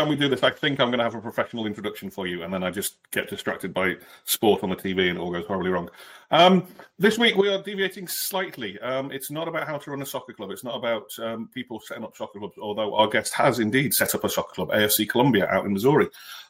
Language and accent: English; United Kingdom; as a Brit